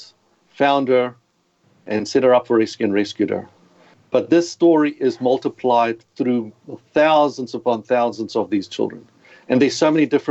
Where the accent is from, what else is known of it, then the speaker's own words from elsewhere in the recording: South Africa; accent: South African; moved away as an adult; now in Australia; as you can hear the accent, you've got to excuse it, but South African. So in case people are wondering, who is this guy? It doesn't sound Australian. I've been living in Australia for 20 years, but I've realized my accent's going to stay with me forever.